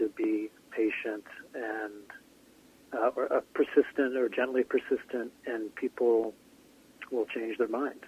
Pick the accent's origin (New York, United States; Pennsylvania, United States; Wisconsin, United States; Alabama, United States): New York, United States; Scarsdale; born or raised there; moved away